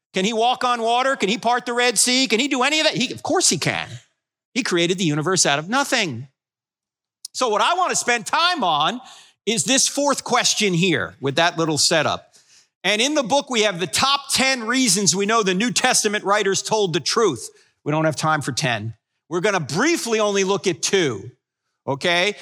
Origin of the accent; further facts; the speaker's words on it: New Jersey, United States; moved away; I'm originally from New Jersey